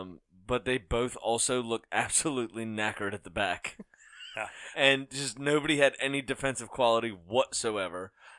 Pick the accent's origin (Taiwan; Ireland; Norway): Ireland; I'm Irish, it's okay.